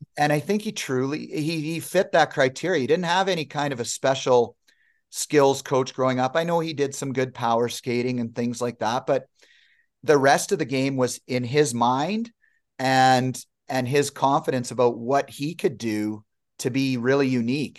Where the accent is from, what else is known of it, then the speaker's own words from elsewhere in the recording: Medicine Hat, Alberta, Canada; also born or lived in Manitoba / Vancouver; growing up in the Hat